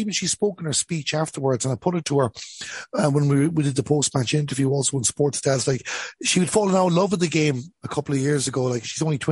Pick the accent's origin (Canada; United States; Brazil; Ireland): Ireland; Ballinasloe, Connacht; when I was a child growing up in Ballinasloe